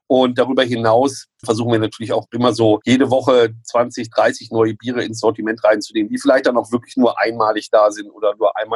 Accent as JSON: {"language": "German", "region": "Lower Saxony", "country": "Germany", "tie": "born there", "said": "gebürtig aus Niedersachsen, aus Südniedersachsen, also der Gegend von Gose und Bockbier quasi, in dem Bierbereich geboren"}